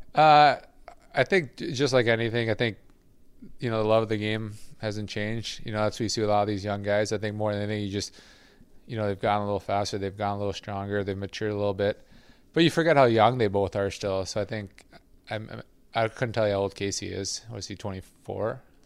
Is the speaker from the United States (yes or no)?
no; Quebec, Canada; moved away; I grew up, I, I was born in Quebec, so I understand it well. I don't speak it too well.